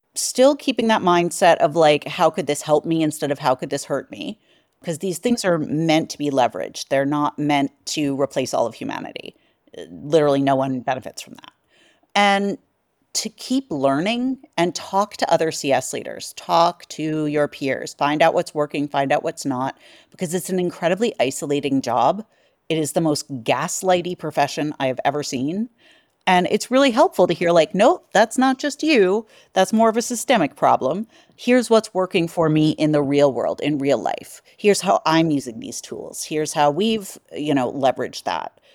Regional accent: New York, United States; being a New Yorker.

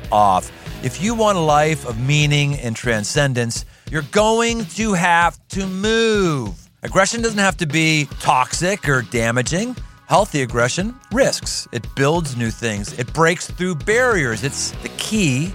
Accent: United States

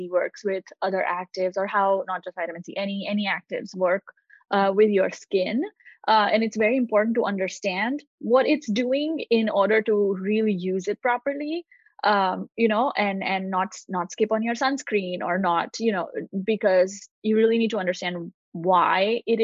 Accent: India; moved away as an adult; now in United States; I grew up in India. I moved to the US when I was 19.

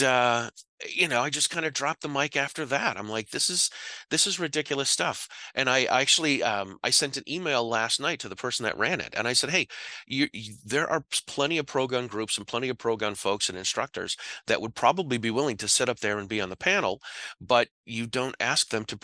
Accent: Massachusetts, United States; I'm from Massachusetts

